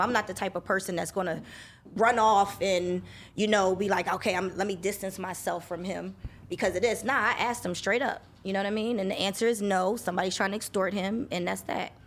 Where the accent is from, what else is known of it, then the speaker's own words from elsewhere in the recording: New Jersey, United States; moved away as an adult; also born or lived in Philadelphia, Pennsylvania / Los Angeles, California; moved to Jersey when I was nine years old